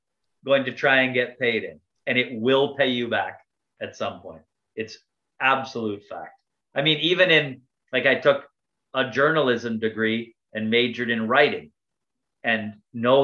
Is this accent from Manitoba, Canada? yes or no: yes; Cook's Creek, Manitoba, Canada; I'm from Cook's Creek, Manitoba, right? we don't even have a store anymore.